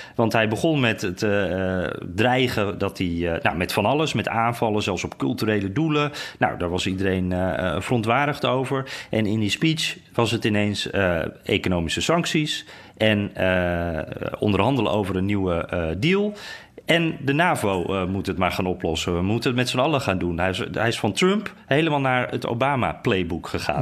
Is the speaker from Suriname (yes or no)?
no; Netherlands; now in Washington, United States; wij zijn toch wel echte Hollanders